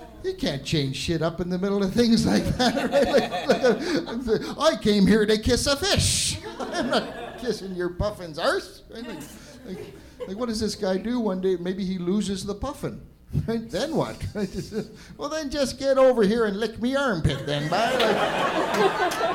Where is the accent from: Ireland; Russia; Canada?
Canada; Ottawa, Ontario; I'm from Ottawa